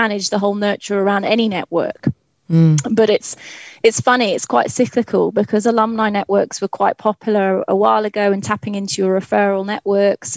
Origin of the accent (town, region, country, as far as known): England, United Kingdom; accent: English; also born or lived in Cardiff, Wales / Glasgow, Scotland